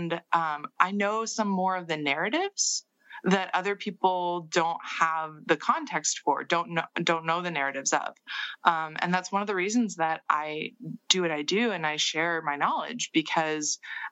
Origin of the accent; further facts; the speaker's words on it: Seattle, Washington, United States; I grew up in Seattle in the 90s in counterculture Seattle.